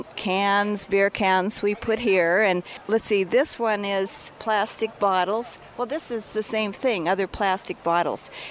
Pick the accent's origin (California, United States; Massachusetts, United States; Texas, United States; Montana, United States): Montana, United States; Butte; I'm from Butte